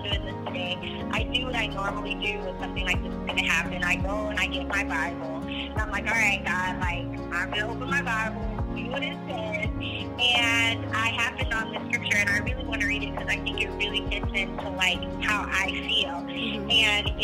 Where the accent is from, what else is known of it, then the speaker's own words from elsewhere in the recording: Junction City, Kansas, United States; moved away as an adult; now in Boquete, Panama; from Junction City, Kansas, born and raised